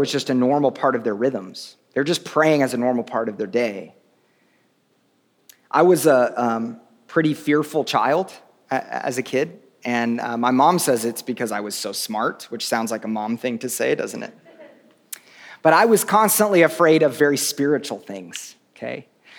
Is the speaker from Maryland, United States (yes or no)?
no; Oklahoma, United States; I grew up in Oklahoma, and we had lots of tornadoes